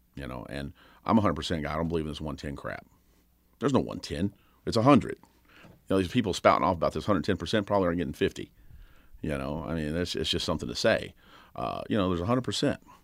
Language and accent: English; Kentucky, United States; I grew up in Kentucky, and, uh, Rough River was right down the road